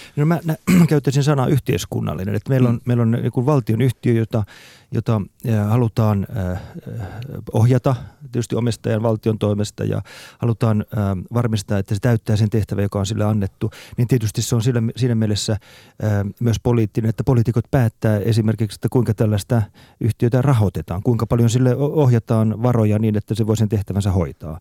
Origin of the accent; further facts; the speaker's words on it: Ostrobothnia, Finland; moved away; also born or lived in Central Europe; Mä olen kotoisin Pohjanmaalta alun perin